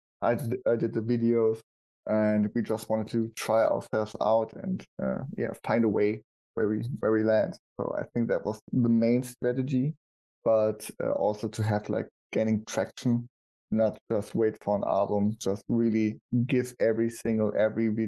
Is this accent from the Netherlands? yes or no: no; Germany; we Germans